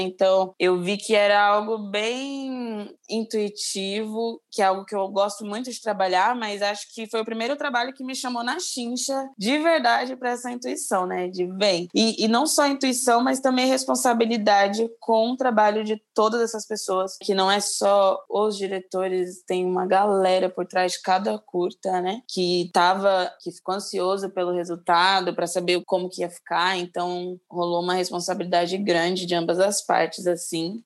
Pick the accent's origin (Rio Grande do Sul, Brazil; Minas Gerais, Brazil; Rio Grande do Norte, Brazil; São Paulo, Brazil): São Paulo, Brazil; Nasci na Zona Sul, agora moro no centro